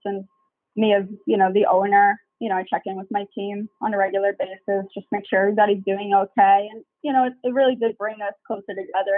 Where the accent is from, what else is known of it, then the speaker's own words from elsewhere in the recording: Long Island, New York, United States; I grew up in Long Island